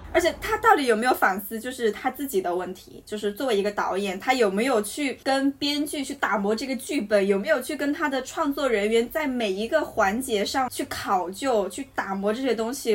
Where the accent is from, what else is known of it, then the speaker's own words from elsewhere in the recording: Hunan, China; 那我和他都是湖南人